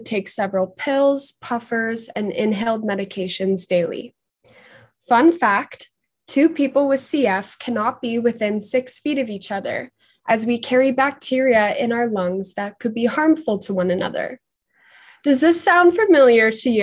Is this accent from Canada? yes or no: yes; Markham, Ontario, Canada; I'm from Markham